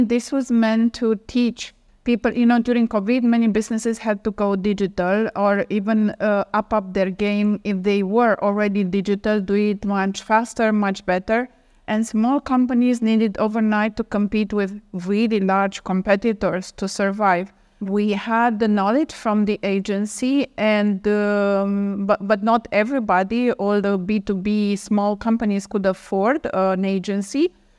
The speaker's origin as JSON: {"language": "English", "country": "Romania", "said": "I am originally from Romania"}